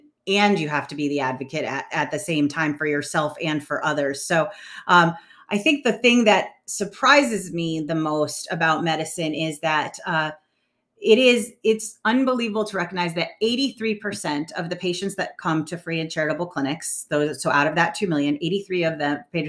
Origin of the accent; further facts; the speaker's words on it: New London, Connecticut, United States; I grew up in New London, Connecticut